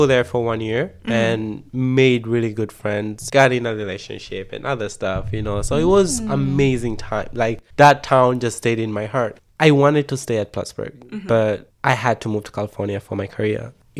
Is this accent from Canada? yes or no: no; Tanzania; moved away as an adult; also born or lived in upstate New York; now in United States; my first time when I came to America from Tanzania